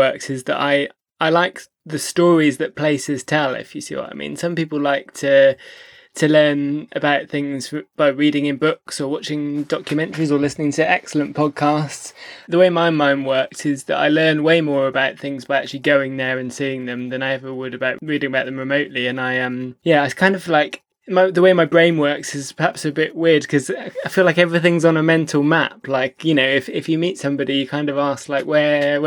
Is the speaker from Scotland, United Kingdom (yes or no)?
no; Stroud, South West England, United Kingdom; moved away as an adult; also born or lived in London / York; moved to London, what was that, 2006, I think it was, from my hometown Stroud in Gloucestershire